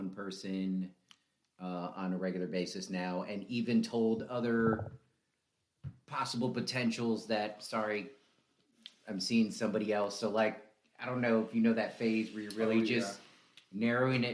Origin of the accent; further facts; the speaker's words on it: Newport News, Virginia, United States; I'm from Newport News